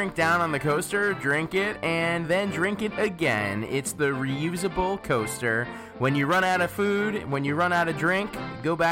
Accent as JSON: {"language": "English", "town": "Miami", "region": "Florida", "country": "United States", "tie": "born or raised there", "moved": "as an adult", "lives_now": "Washington, D.C., United States", "said": "growing up in Miami"}